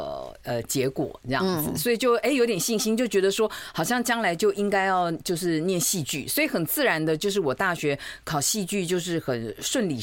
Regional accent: Taipei, Taiwan; 台北人，就是台湾小孩。呃，对。

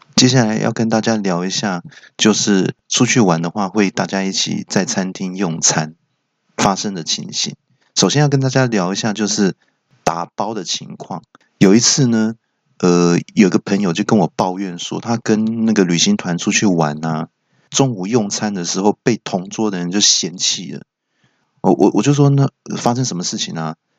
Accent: Taiwan; 身为台湾人

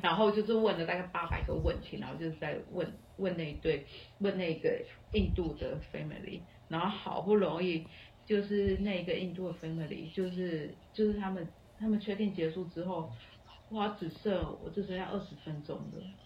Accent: Taiwan; moved away; also born or lived in Colombia / Australia; 因为我是台湾人，我说我入境新加坡不需要哦

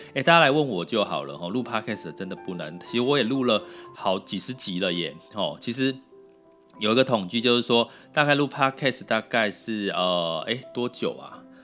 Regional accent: Taiwan; accent: Taiwanese Mandarin; 有点台湾国语

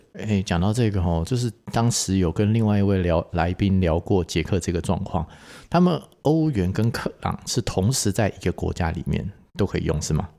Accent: Taiwan; 至少我们台湾人的消费能力，到了奥地利会发现自己，啊，好像真的贫穷限制我的想象的。

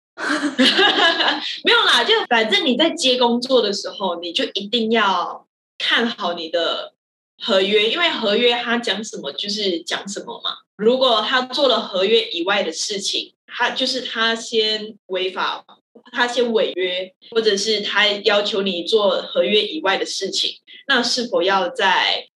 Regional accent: Malaysia; now in Taiwan; 我是马来西亚人

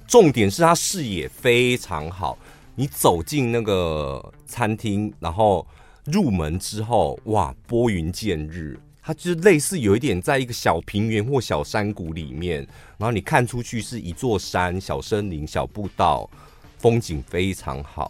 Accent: Taiwan; 我们台湾人不习惯给台湾人小费

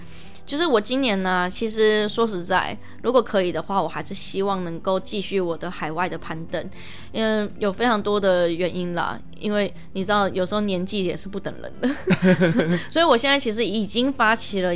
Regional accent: Taiwan; 就像是我说，我们台湾人大部分都只知道登山就是健行，但其实登山不只是健行。

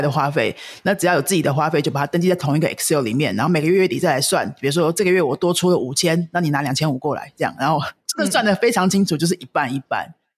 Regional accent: Taiwan; 我们台湾人说的没钱

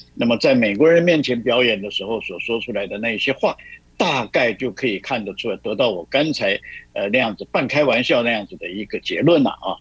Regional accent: Taiwan; 我们台湾人

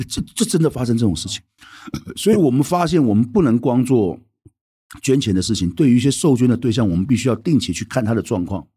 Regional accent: Taiwan; 我们是，台湾人是外人，我们并不是中国人

